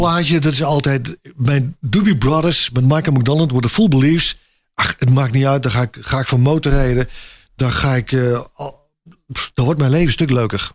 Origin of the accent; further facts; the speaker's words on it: North Brabant, Netherlands; ik kom overal, maar ik ben Brabander